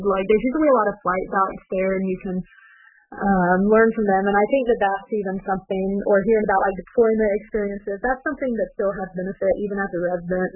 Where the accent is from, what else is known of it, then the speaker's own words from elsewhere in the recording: Four Corners area, New Mexico, United States; moved away as an adult; also born or lived in West Virginia / Ashland, Kentucky / Dayton, Ohio; now in Ohio, United States; I'm actually originally from New Mexico. I was born on the Navajo Nation and grew up in the Four Corners area, which is where Colorado, Arizona, Utah all meet